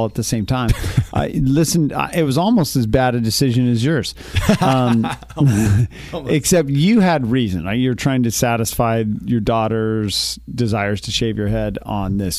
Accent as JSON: {"language": "English", "town": "Richfield", "region": "Utah", "country": "United States", "tie": "born or raised there", "moved": "yes", "said": "I grew up in Richfield, Utah, big booming metropolis."}